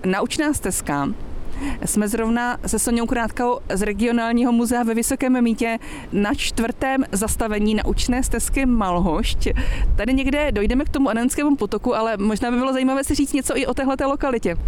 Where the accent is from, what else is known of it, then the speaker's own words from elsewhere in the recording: Moravia, Czechia; u nás na Moravě například, eh, tam odkud pocházím, také Štěpánov